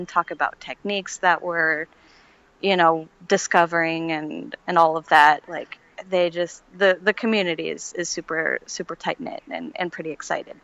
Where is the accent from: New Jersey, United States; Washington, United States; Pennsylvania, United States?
Washington, United States; Seattle; I'm from the Seattle area